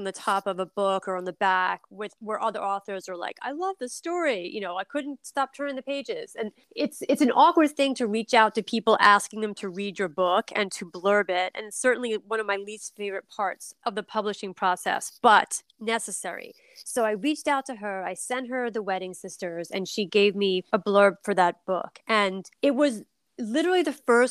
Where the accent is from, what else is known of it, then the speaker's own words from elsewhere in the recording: Philadelphia, Pennsylvania, United States; now in New York City, United States; my hometown football team, the Eagles